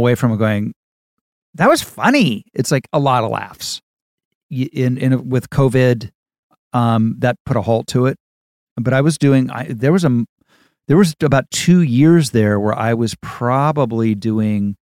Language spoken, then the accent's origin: English; United States; I come from America